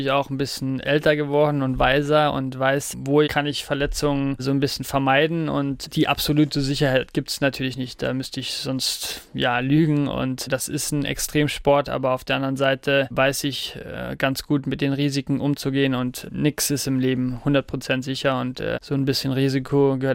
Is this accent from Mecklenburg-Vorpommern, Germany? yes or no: no; Saarland, Germany; Ja, das Saarland ist und bleibt meine Heimat